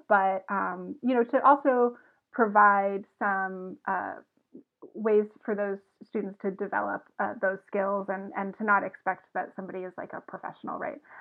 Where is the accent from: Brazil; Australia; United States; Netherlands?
United States; Evans, Georgia; also born or lived in Athens, Georgia; now in Arkansas, United States; I'm originally from Augusta, Georgia, uh, actually from Evans, Georgia, but it's Augusta